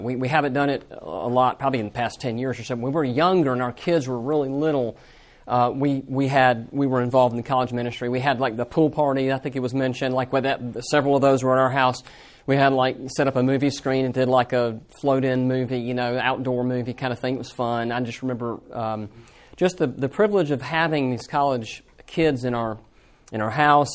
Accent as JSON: {"language": "English", "region": "Georgia", "country": "United States", "moved": "yes", "lives_now": "Birmingham, United States", "said": "I'm not from Birmingham originally. I'm uh, from Georgia"}